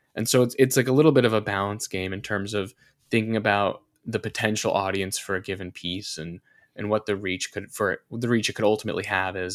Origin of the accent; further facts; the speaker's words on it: North Carolina, United States; grew up in North Carolina. I went to college in North Carolina